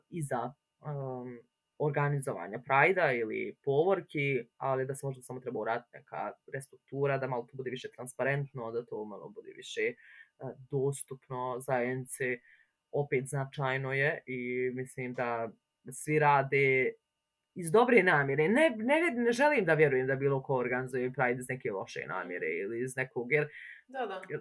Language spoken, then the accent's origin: Croatian; Bosnia & Herzegovina; also born or lived in Tuzla; ako dolazim iz Bosne i Hercegovine